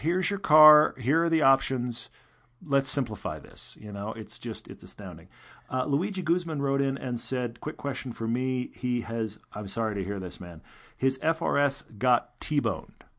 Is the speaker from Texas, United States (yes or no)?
yes; Houston, Texas, United States; I grew up in Houston, land of the straight roads.